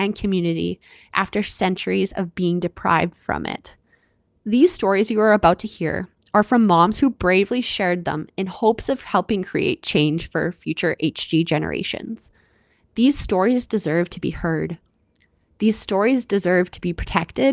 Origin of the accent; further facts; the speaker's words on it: Canada; I'm your Canadian host